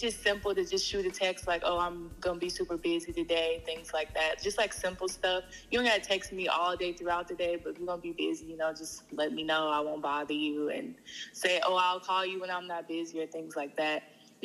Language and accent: English; Indiana, United States; I'm from Indiana